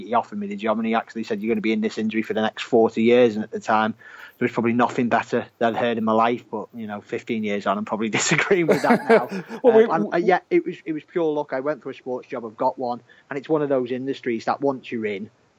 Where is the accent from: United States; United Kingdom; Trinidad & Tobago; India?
United Kingdom; Merseyside, North West England; which you might be able to tell from my accent is where I'm from.